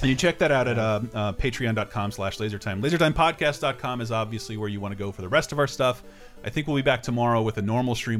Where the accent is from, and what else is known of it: Tallahassee, Florida, United States; born or raised there; moved away